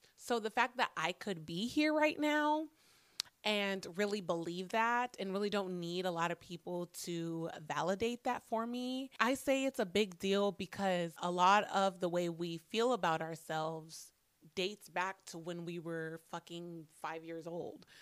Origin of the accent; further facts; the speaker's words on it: Phoenix, Arizona, United States; I'm a fucking black girl born and raised in Phoenix, Arizona.